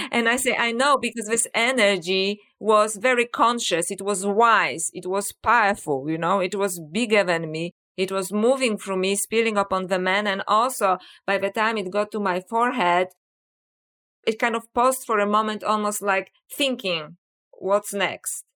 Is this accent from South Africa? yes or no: no; Poland; English is a second language; moved away; people may wonder about my accent. So, uh, yes, I was born in Poland